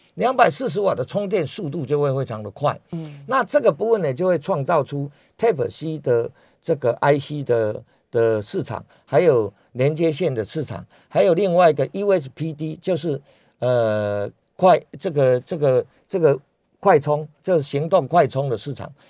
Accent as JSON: {"language": "Chinese", "country": "Taiwan", "said": "我们台湾人最喜欢去日本看烟花"}